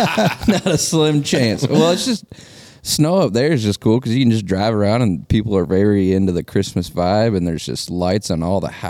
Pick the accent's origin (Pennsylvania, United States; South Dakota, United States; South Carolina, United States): South Dakota, United States; moved away; Going home this year. You're going to fly back to the old Sodak